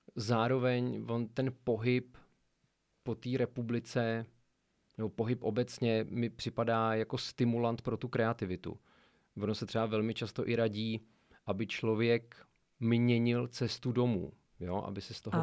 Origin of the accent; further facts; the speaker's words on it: Sokolov, Karlovy Vary Region, Czechia; pocházím ze Sokolova a mám tam mnoho vazeb